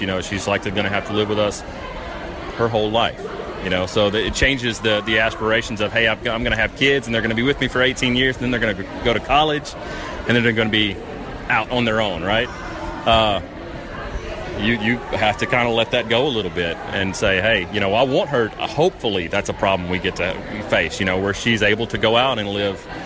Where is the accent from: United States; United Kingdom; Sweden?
United States; Jackson, Mississippi; moved away; we're originally from Jackson. So we were members of the Central Mississippi Down Syndrome Society.